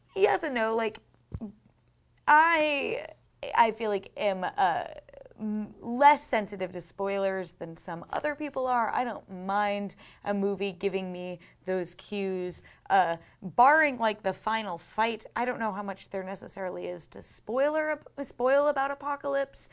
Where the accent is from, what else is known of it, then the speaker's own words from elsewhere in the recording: Boston, Massachusetts, United States; we are both both from Boston